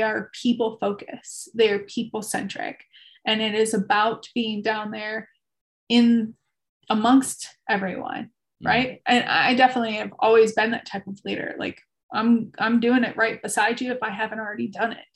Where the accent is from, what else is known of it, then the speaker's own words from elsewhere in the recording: Chicago, Illinois, United States; I was born and raised in Chicago